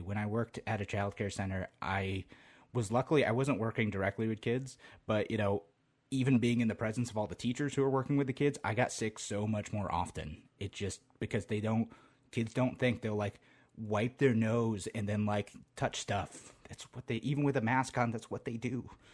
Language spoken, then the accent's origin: English; Utica, New York, United States; moved away as an adult; now in Rochester, United States; back where I grew up, we'd go up to, uh, Water Safari. I'm from the Utica area originally